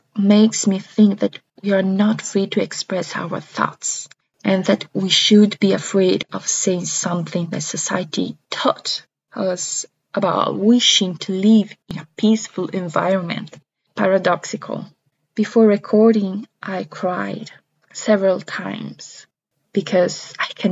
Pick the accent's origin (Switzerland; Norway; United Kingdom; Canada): Switzerland; Italian-speaking Switzerland; I was born and raised in the Italian-Swiss regions